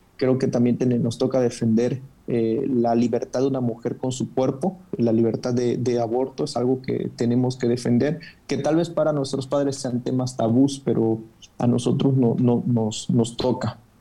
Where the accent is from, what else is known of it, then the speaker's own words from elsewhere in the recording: Chiapas, Mexico; yo soy de Chiapas